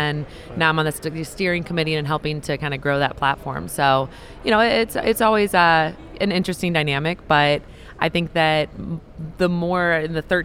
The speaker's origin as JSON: {"language": "English", "region": "Central Illinois", "country": "United States", "tie": "born or raised there", "also_born_or_lived": "St. Louis, Missouri", "said": "I grew up in Central Illinois, went to University of Illinois"}